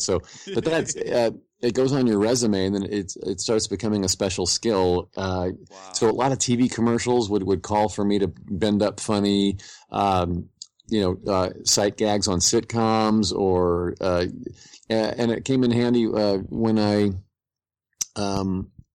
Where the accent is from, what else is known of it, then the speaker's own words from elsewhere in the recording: Indianapolis, Indiana, United States; I grew up in Indianapolis, Indiana, I went to Bishop Chatard High School.